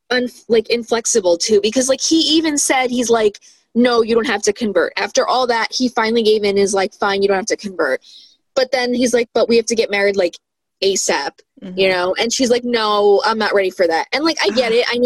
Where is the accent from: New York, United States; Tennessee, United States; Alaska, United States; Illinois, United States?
New York, United States; lived outside of New York for like uh, I don't know, like seven, eight years, and I I started losing my accent after like two years